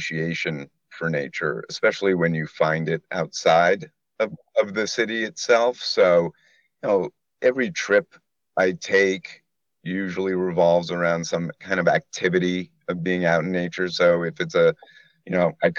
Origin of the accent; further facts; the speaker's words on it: New York City, New York, United States; Born and raised in New York City and can continue to live here